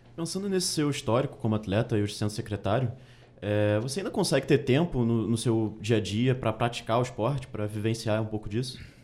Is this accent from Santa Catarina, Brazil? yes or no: no; Rio de Janeiro, Brazil; eu sou do Rio de Janeiro